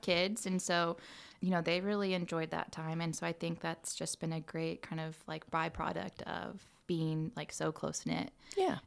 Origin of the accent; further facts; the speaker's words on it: Muncie, Indiana, United States; born and raised in All Muncie, right. and so uh, went to Muncie schools and graduated from Muncie Central. Uh, I grew up on the east side of Muncie